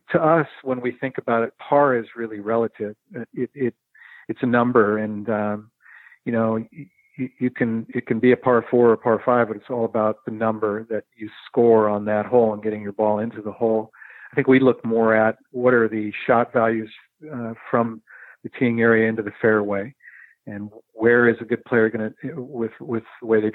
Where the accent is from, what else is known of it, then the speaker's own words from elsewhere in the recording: Pacific Northwest, United States; I'm from the Pacific Northwest